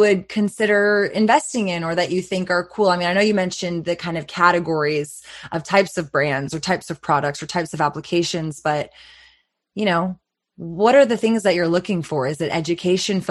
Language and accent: English; Texas, United States; especially being in Texas, I literally was born and raised here, never dreamed of cannabis ever being legal in my home state